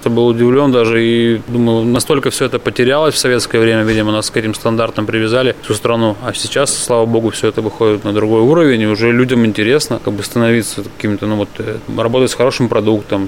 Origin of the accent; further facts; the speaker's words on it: Kuznechikha, Yaroslavl Oblast, Russia; Родился я под Ярославлем. Я деревенский житель, до сих пор там и живу. Деревня Кузнечиха